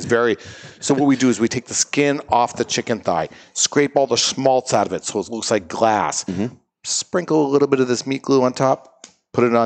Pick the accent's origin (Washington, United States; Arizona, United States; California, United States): Washington, United States; Seattle; moved away; I grew up in Seattle